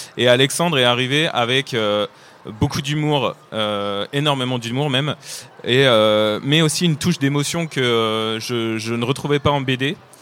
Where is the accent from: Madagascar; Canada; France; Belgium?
France; accent: French (not Québécois); also born or lived in Nantes; comme vous pouvez l'entendre à mon accent, je ne suis pas québécois, mais je suis français et j'habite à Nantes